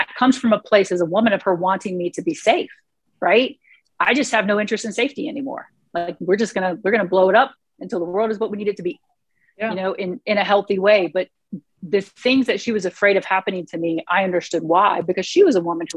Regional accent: Clewiston area, Florida, United States; moved away; also born or lived in lower Alabama; growing up down there

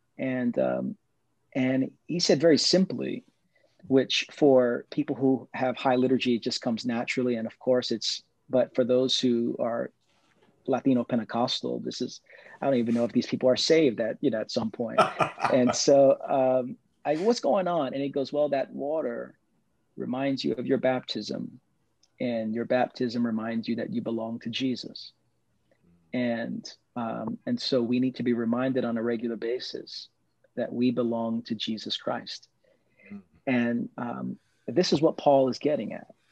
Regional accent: New York City, New York, United States; I grew up in East New York, Brooklyn

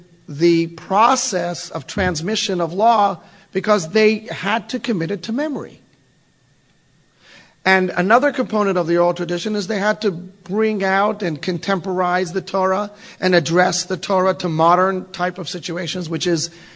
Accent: Texas, United States; I'm from Texas

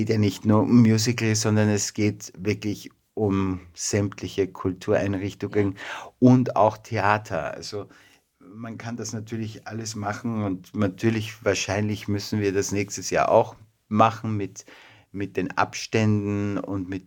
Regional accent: Vienna, Austria; born there; Äh, ich bin in Wien geboren.

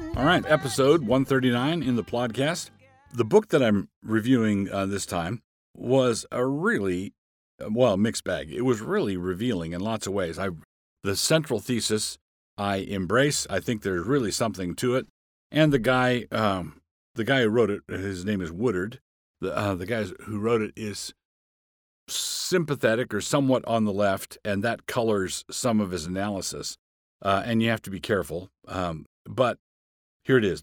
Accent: Annapolis, Maryland, United States; moved away; also born or lived in Far West; I grew up in Annapolis, Maryland.

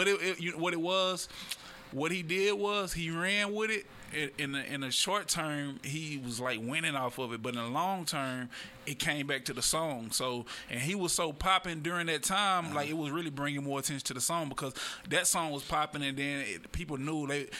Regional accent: Dallas, Texas, United States; moved away as an adult; also born or lived in Prairie View, Texas; I'm from Dallas. I went to a HBCU outside of Houston, Prairie View, a black college.

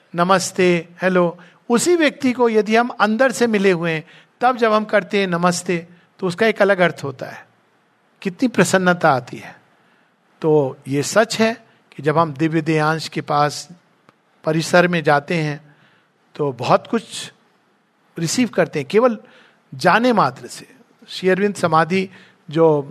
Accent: India; हम भारत में जन्मे

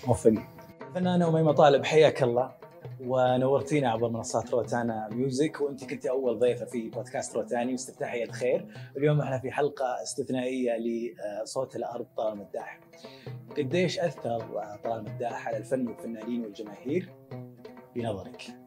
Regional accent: Saudi Arabia; في الجنوب عندنا في السعوديه

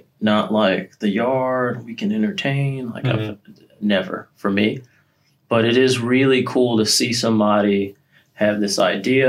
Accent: Connecticut, United States; moved away as an adult; I'm originally from Connecticut. I was born and raised there

